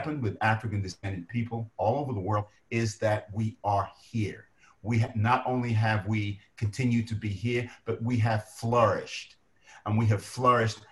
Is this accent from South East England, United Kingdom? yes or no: no; London, United Kingdom; moved away; I was born in Lewisham Hospital in Southeast London